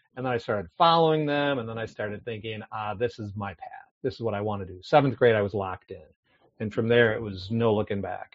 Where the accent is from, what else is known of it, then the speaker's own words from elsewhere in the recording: Milwaukee, Wisconsin, United States; moved away as an adult; also born or lived in California / Menomonee Falls, Wisconsin; born and raised in Milwaukee, Wisconsin